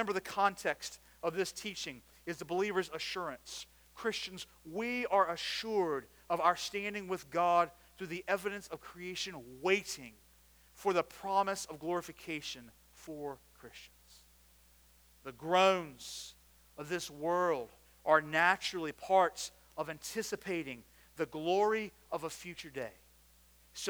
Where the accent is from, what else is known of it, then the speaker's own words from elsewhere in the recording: United States; I grew up outside of Washington, D.C.